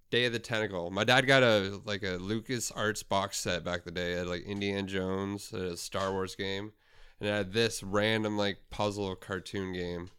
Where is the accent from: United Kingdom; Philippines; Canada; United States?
Canada; we're from Canada